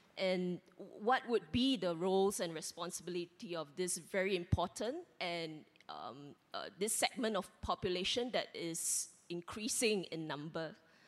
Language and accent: English; Singapore; I'm a Singaporean